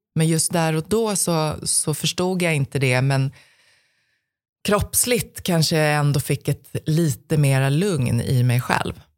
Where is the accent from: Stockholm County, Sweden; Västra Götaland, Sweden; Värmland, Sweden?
Stockholm County, Sweden; Stockholm; jag växte upp i södra Stockholm